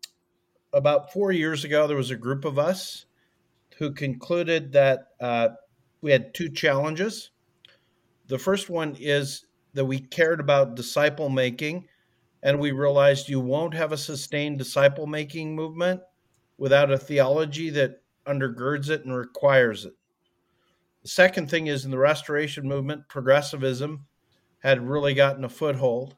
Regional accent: Calgary, Alberta, Canada; moved away; I grew up in Calgary, Alberta, Canada

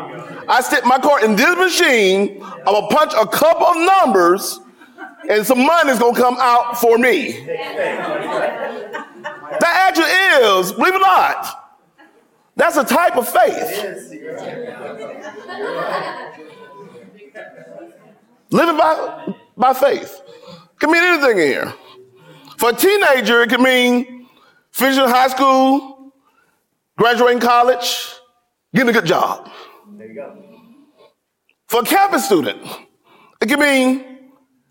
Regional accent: the South, United States; as a Southerner, sometimes I talk fast

